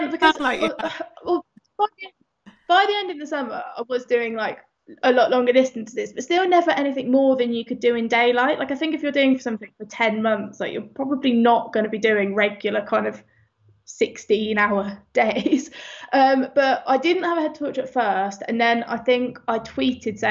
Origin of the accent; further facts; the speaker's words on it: Northampton, East Midlands, United Kingdom; moved away; also born or lived in London; I'm from the middle of the Midlands. I'm from Northampton, pretty much. I think the furthest place from the sea in the whole UK is like 20 minutes down the road from the house I grew up